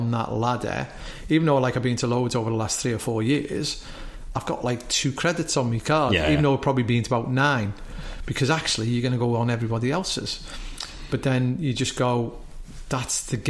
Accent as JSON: {"language": "English", "country": "Isle of Man", "said": "we come from the Isle of Man"}